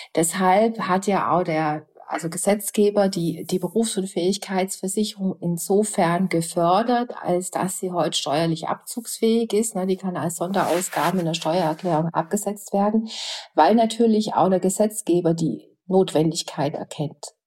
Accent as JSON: {"language": "German", "country": "Germany", "said": "bei uns in Deutschland"}